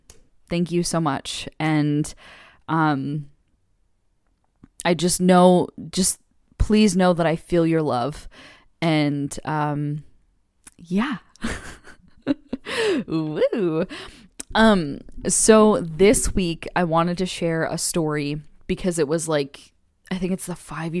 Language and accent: English; California, United States; we were thinking about staying on the West Coast because we're originally from California, born and raised